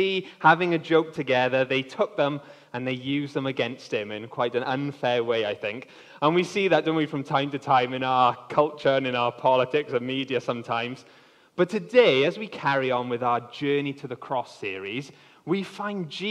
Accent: Wales, United Kingdom; I am actually half English, even though I've been born in Wales, support Wales, growing up in Wales

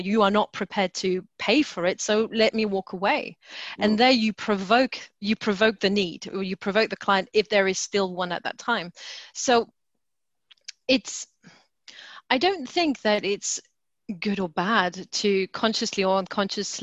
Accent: France; moved away as an adult; now in United Kingdom; so I was brought up in France, and coming to the UK in my 20s

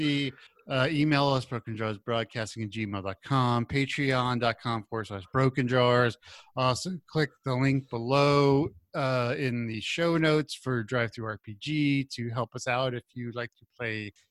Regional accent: Texas, United States; I grew up in Texas

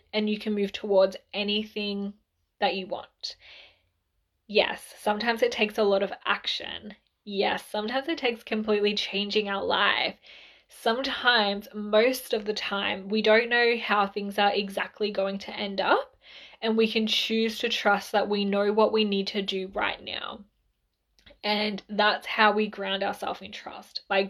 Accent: Mildura, Victoria, Australia; we're originally from Mildura.

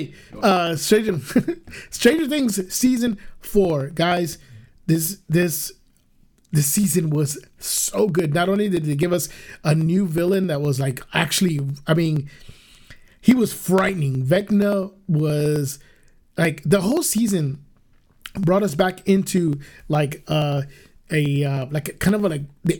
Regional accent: Guatemala; we're Chapinas, as they call Guatemalans. We're from Guatemala

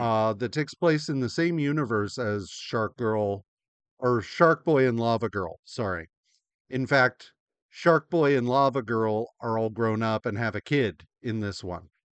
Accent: United States; as an American

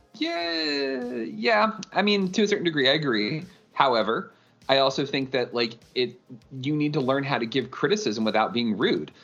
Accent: New York, United States; I grew up in New York

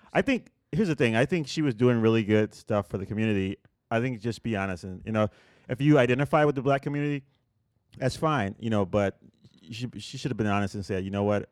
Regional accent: Puerto Rico; moved away; I grew up in Puerto Rico

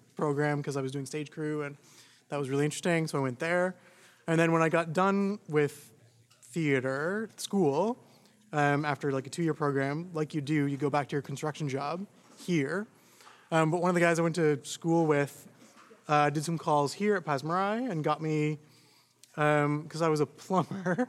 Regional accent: Toronto, Ontario, Canada; I grew up in Scarborough

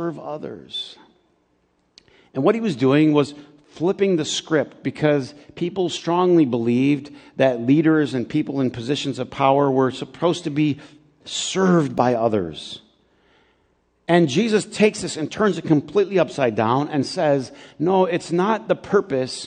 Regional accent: Flint, Michigan, United States; also born or lived in Cordele, Georgia; I grew up in Flint, but I was born in Georgia.

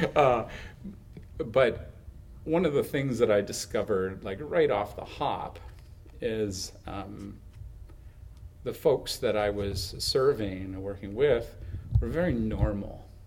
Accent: Huntsville, Ontario, Canada; I grew up in the hill country of Huntsville and Muskoka

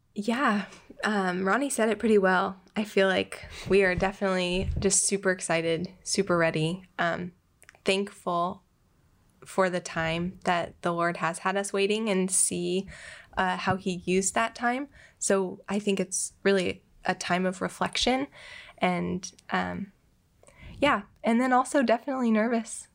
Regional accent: Bend, Oregon, United States; moved away as an adult; also born or lived in Tijuana; now in Portland, United States; I'm from Bend. Uh, grew up there.

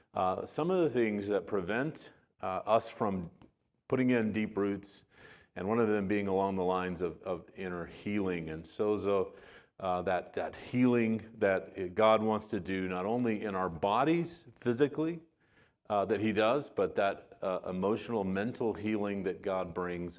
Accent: Arizona, United States; also born or lived in West Texas; we, uh, spent most of my life in Arizona. We moved there when I was, uh, right about two. And so most of my growing up and my graduation from high school and everything was in the state of Arizona

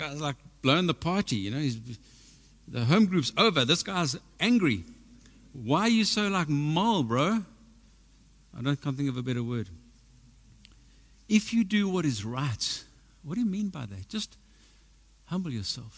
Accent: South Africa; I'm from South Africa, you know what I mean? I've been to the army.

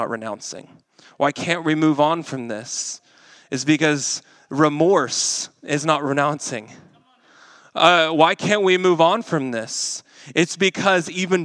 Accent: Arkansas, United States; now in Kansas City, United States; I'm from Arkansas

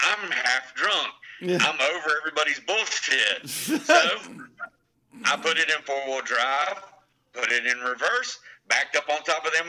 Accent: South Carolina, United States; I'm from South fucking Carolina

